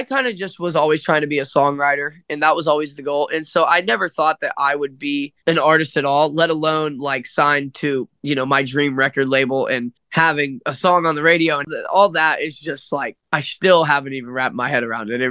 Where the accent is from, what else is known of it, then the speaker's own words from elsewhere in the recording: Dayton, Ohio, United States; moved away as an adult; now in Nashville, United States; I grew up in Dayton, Ohio.